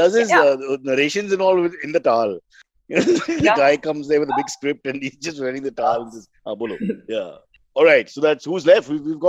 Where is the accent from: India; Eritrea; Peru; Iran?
India